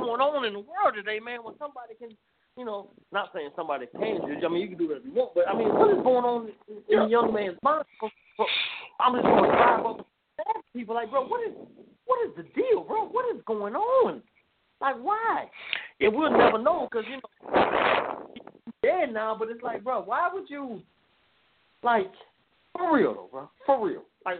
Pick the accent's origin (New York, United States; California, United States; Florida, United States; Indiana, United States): Florida, United States; Jacksonville; I'm an SEC fan. I'm from the South. I'm Jacksonville, Florida. I'm from the South.